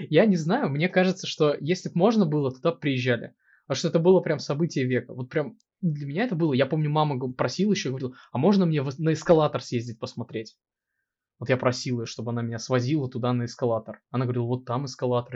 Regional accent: Kursk, Kursk Oblast, Russia; moved away as an adult; now in Moscow, Russia; я родился и вырос в Курске, мне 26, и сейчас я живу в Москве

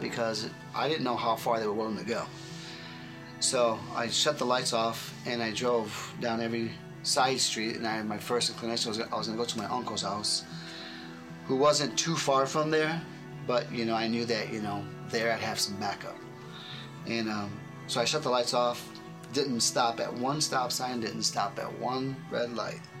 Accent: Chicago, Illinois, United States; I grew up Catholic in Chicago

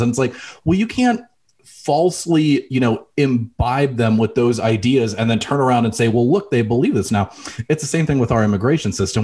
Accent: El Paso, Texas, United States; moved away; I grew up in El Paso. I spent middle school and high school in El Paso, Texas

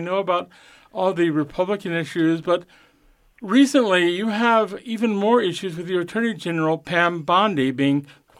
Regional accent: Florida, United States; now in Los Angeles, United States; Florida, my home state.

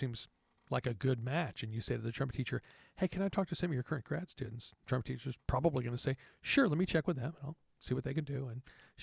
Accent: Texas, United States; moved away as an adult; also born or lived in New York / Washington, D.C. / Florida; I grew up in Texas

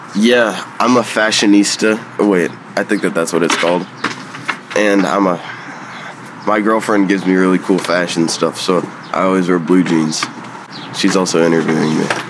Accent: Chicago, Illinois, United States; I'm 16 from Chicago

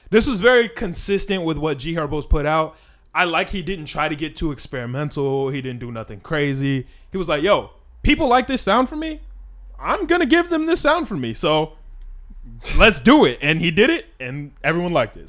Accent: Chicago, Illinois, United States; We're also from Chicago

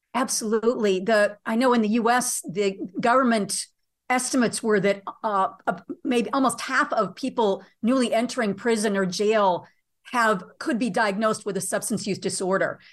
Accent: United States; being an American

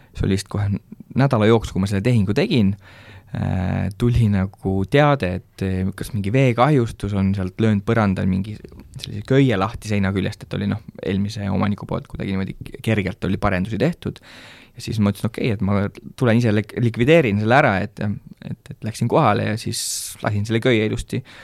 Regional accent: Rakvere, Lääne-Viru County, Estonia; now in Kunda, Estonia; ma ise olen tegelikult äh, Rakverest pärit

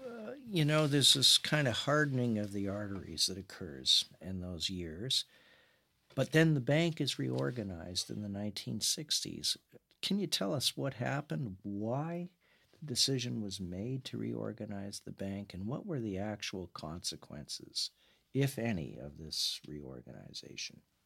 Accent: Canada

